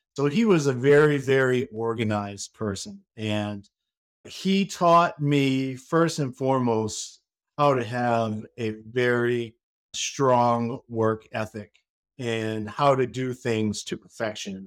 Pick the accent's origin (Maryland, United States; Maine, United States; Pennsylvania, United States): Maine, United States; now in Saint Petersburg, United States; I am from Maine. I am a Mainer.